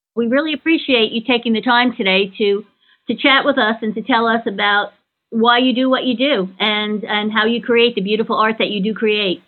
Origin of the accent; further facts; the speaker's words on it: New York, United States; I grew up in New York as well, and I lived down the street from a cemetery